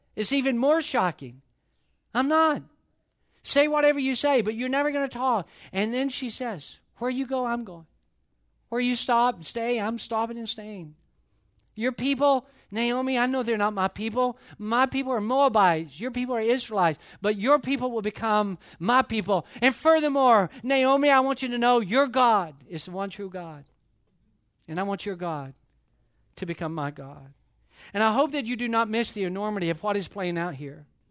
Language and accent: English; Atlanta, Georgia, United States; moved away; I grew up in Atlanta.